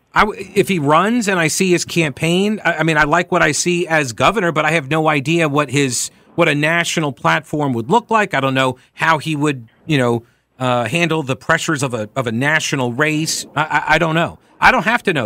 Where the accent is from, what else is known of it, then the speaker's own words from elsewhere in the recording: New York, United States; I'm from New York. I grew up watching Donald Trump